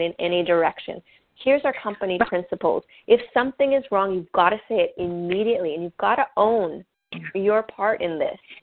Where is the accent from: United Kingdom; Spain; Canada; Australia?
Canada; I'm French Canadian